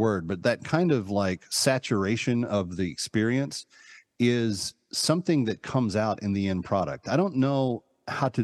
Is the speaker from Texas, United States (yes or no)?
yes; Fort Worth, Texas, United States; moved away as an adult; also born or lived in New York; I grew up in Texas. I haven't lived there in 40 years, but until I was 18, it was what I called home.